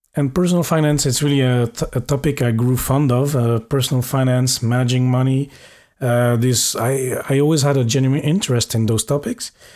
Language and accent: English; Belgium; also born or lived in Norway / Paris, France; now in Luxembourg; I'm from Belgium